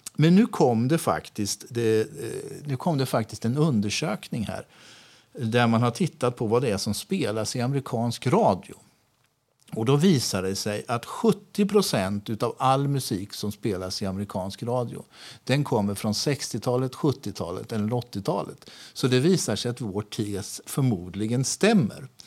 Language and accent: Swedish; Sweden; moved away as an adult; also born or lived in Lanzarote, Spain / Gran Canaria, Spain; jag som svensk